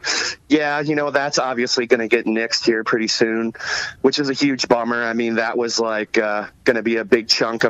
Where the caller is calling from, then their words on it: Brooklyn, New York, United States; Yeah, I am locked down in Brooklyn, New York. I've been living out here for the last 2 years